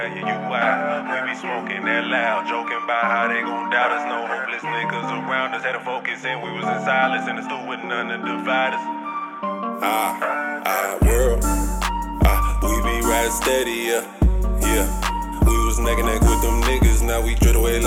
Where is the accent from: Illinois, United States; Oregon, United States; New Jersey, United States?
Illinois, United States; Chicago; moved away; I'm from Chicago